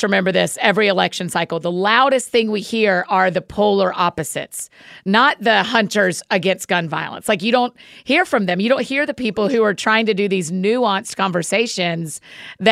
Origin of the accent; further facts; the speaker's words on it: Georgia, United States; I grew up in Georgia